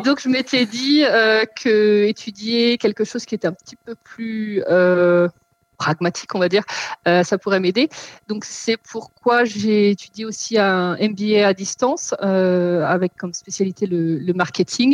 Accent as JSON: {"language": "French", "country": "France", "moved": "as an adult", "lives_now": "Germany", "said": "je suis française. Pourquoi je, je précise Parce que je vis depuis 12 ans en Allemagne"}